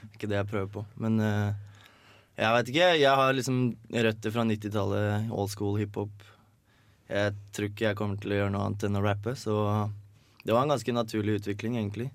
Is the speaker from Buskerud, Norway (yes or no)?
yes; Hønefoss, Buskerud, Norway; hjemme i Hønefoss